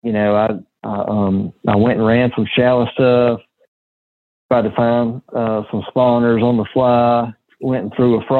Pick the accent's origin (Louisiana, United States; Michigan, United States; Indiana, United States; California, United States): Louisiana, United States; I'm from Louisiana